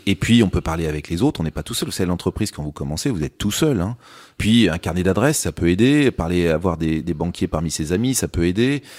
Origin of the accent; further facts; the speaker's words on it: Châtellerault, Nouvelle-Aquitaine, France; moved away as an adult; also born or lived in London; je venais surtout de, de Châtellerault, qui est, qui est la ville, euh, voilà, où j'ai, où j'ai grandi